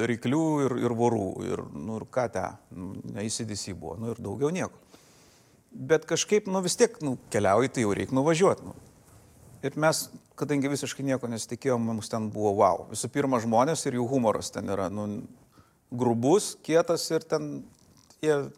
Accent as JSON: {"language": "Lithuanian", "country": "Lithuania", "said": "mes iš Lietuvos"}